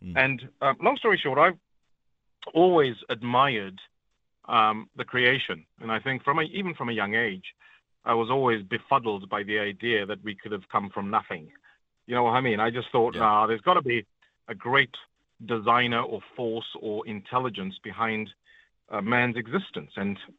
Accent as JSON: {"language": "English", "country": "Zambia", "tie": "born there", "also_born_or_lived": "Zimbabwe", "said": "because I was born in Zambia, I had to renounce my Zambian citizenship before they would renew my Zimbabwean passport"}